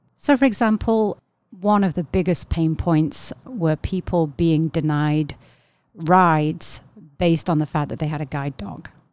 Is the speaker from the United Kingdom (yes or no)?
yes; England, United Kingdom; moved away; I'm from England originally